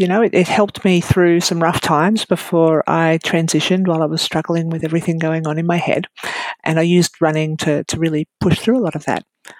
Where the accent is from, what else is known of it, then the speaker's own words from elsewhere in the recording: Queensland, Australia; I'm from Queensland. And I'm only down in Melbourne for a little while, so I can't run.